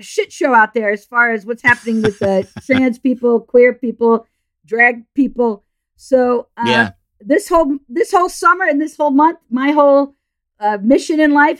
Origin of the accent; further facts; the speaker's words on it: New England, United States; now in New York, United States; So I grew up in New England.